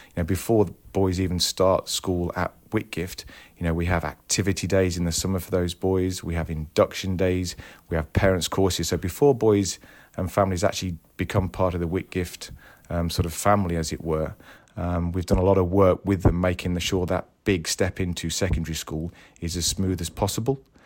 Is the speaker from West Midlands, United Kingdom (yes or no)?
yes; Tamworth, West Midlands, United Kingdom; moved away as an adult; now in Croydon, United Kingdom; I was brought up in a town just outside Birmingham, um, called Tamworth.